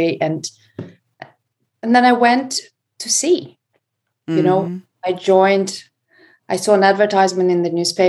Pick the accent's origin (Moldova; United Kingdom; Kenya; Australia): Moldova; now in Florida, United States; I was born and raised in Moldova